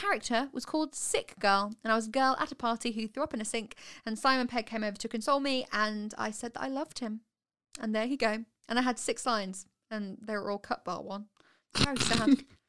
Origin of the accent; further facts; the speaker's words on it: Sutton Coldfield, West Midlands, United Kingdom; So I grew up in Sutton Coldfield, which is a town outside of Birmingham.